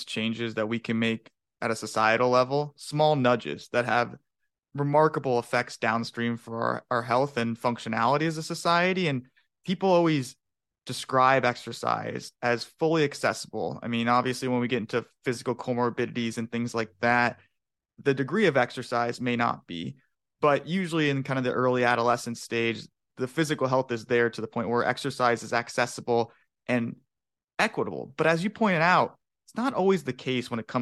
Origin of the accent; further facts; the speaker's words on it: Phoenix, Arizona, United States; growing up in Phoenix, Arizona, where it's blistering hot as a golfer and a baseball player